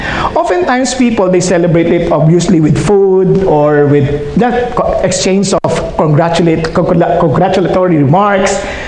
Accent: Philippines; first language Filipino; English is a second language; now in Los Angeles, United States; I think in Filipino. I share the gospel in Filipino because I'm handling a Filipino service. So, to speak in English is a challenge to me.

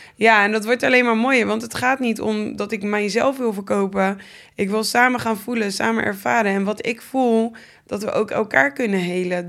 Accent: Gouda, South Holland, Netherlands; Ik ben in Gouda geboren.

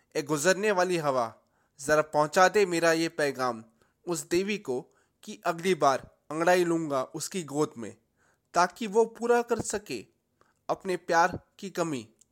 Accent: Delhi, India; मैं दिल्ली से हूँ

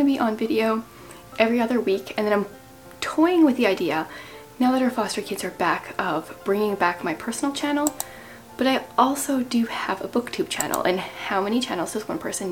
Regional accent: Canada; as a Canadian

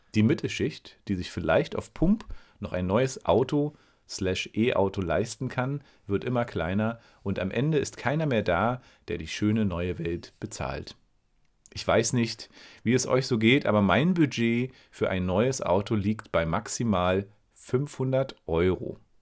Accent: Berlin, Germany; moved away as an adult; now in Greifswald, Germany; ich als Berliner

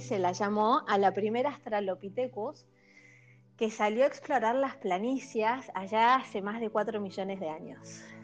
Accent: Buenos Aires, Argentina; yo soy de Buenos Aires

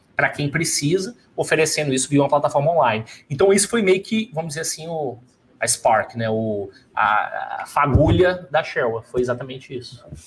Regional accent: Brazil; moved away; somos empreendedores e somos brasileiros

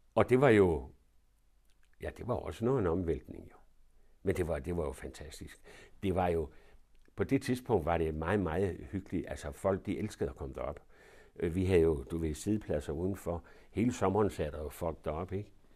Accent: Denmark; der blev jeg så født. Og det var i, ude på, i Svandomsgade

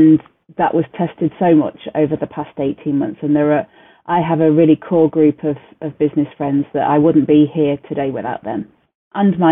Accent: United Kingdom; we're terribly British

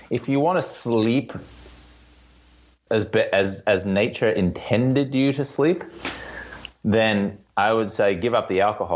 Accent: Australia; also born or lived in London, United Kingdom; now in Venice Beach, United States; I'm Australian-American. I live in Venice Beach, California.

